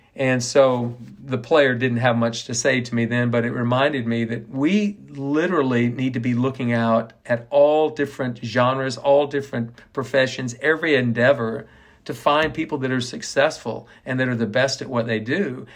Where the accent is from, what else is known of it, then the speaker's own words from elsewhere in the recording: Ponca City, Oklahoma, United States; now in Waco, United States; My dad was the professional at the Ponca City Country Club all my years growing up in Ponca City, Oklahoma